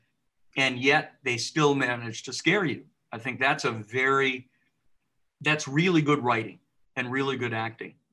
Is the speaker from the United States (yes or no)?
yes; Southern California, United States; also born or lived in Michigan; I'm from Michigan, but we moved out to Southern California when I was still young